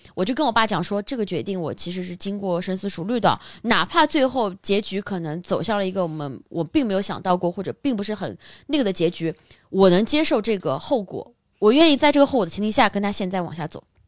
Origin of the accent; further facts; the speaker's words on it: Shanghai, China; 如果像我是在上海长大的